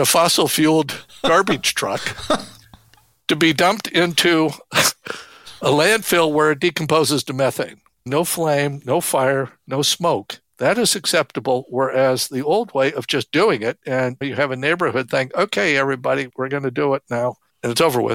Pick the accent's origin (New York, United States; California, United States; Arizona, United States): Arizona, United States; Phoenix; I grew up in Phoenix, the outskirts of Phoenix